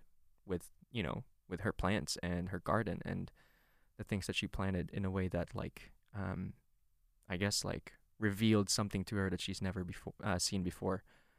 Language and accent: English; Philippines; I grew up in the Philippines, and in the Philippines, we have kind of a matriarchal culture